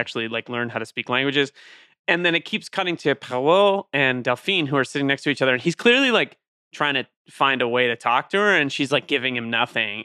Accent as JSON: {"language": "English", "country": "Ireland", "said": "I'm Irish"}